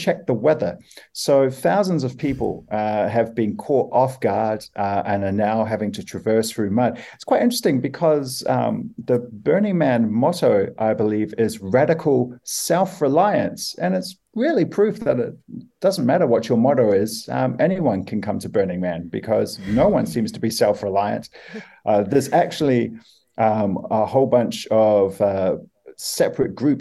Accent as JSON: {"language": "English", "country": "New Zealand", "said": "as a Kiwi guy"}